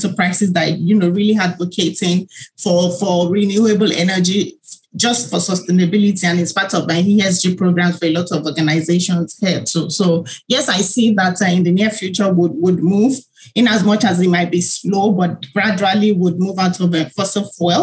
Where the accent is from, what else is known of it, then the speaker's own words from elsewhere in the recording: Nigeria; I was born in Nigeria, and I grew up as the only girl in a family of five